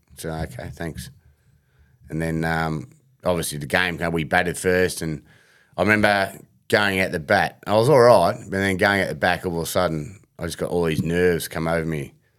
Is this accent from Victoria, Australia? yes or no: yes; Heidelberg, Victoria, Australia; I grew up in Heidelberg